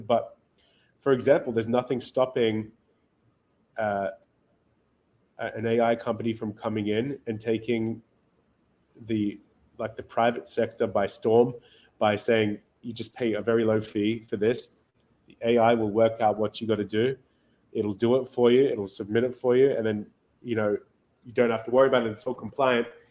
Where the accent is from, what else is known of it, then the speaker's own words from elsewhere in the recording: Australia; moved away as an adult; now in Miami, United States; I grew up in Australia. Um, spent most of my life there